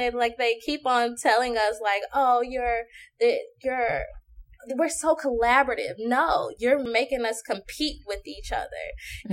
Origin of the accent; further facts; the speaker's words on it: Chicago, Illinois, United States; also born or lived in Lafayette, Indiana; now in Dallas, United States; I I'm from Chicago, but I was in um, Lafayette, Indiana